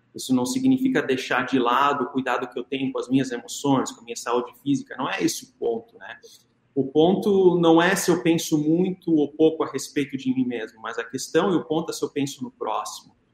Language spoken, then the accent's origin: Portuguese; Brazil